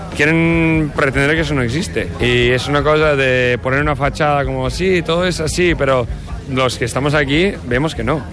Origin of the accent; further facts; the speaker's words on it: New York, United States; Spanish is a second language; moved away as an adult; now in Barcelona, Spain; Crecí en Nueva York, pero ya llevo unos ocho años viviendo en el Raval